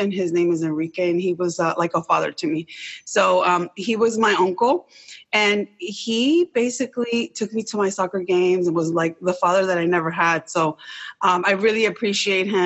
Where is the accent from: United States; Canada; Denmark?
United States; Rockville, Maryland; I grew up in Rockville, Maryland